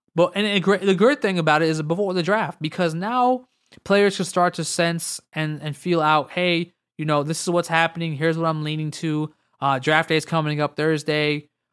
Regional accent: United States

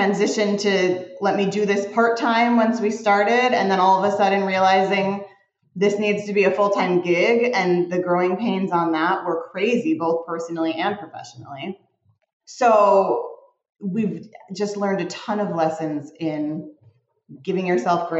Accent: Arlington Heights, Illinois, United States; moved away as an adult; also born or lived in Evanston, Illinois; now in Los Angeles, United States; I was born at Evanston Hospital, but I was raised in Arlington Heights

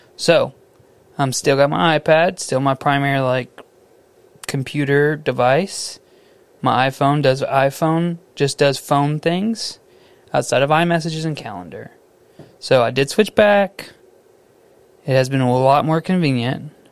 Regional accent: Missouri City, Texas, United States; my hometown, Mo City, down Highway 90

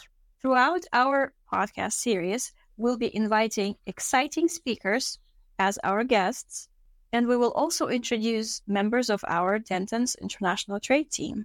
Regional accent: Kazakhstan; moved away; I am originally from Kazakhstan, born and raised

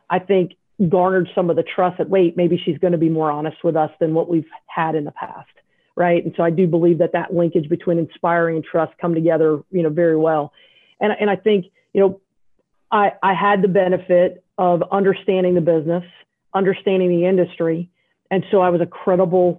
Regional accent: South Carolina, United States; I'm a redneck from South Carolina

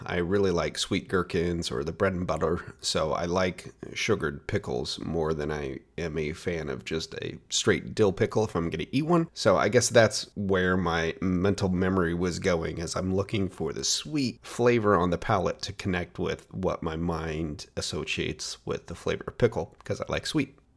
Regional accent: Portland, Oregon, United States; my hometown of Portland, Oregon

